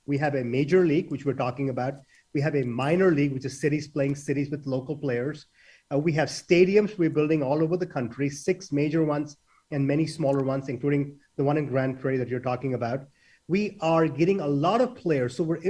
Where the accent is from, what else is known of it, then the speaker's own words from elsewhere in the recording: India; now in United States; when I was a kid, many, many years ago, growing up in India